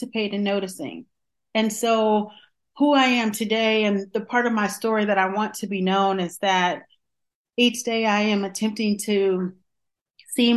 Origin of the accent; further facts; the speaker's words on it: Johnston County, North Carolina, United States; moved away; also born or lived in Washington, D.C. / Atlanta, Georgia; I was born in Washington, D.C. and raised in a very small southern town in Johnston County, North Carolina